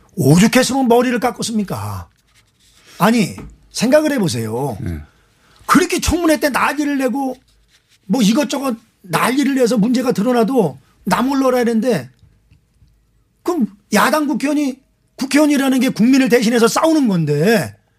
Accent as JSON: {"language": "Korean", "town": "Anseong", "region": "Gyeonggi Province", "country": "South Korea", "tie": "born or raised there", "said": "안성 출신"}